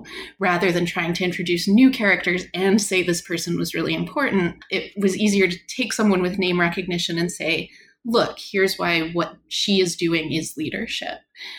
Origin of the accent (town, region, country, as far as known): Canada